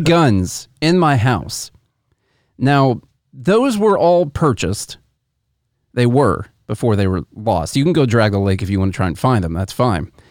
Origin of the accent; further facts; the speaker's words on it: Illinois, United States; we're from Illinois